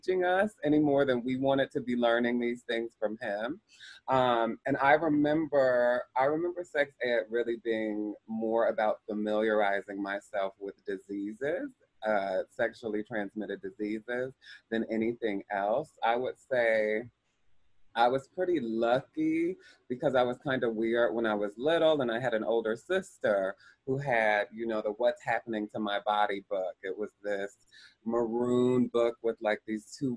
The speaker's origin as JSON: {"language": "English", "town": "Columbus", "region": "Ohio", "country": "United States", "tie": "born or raised there", "said": "I grew up in Columbus, Ohio"}